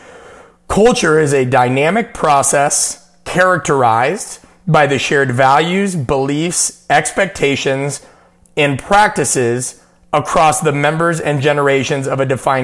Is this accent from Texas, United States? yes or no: no; Nebraska, United States; growing up in Nebraska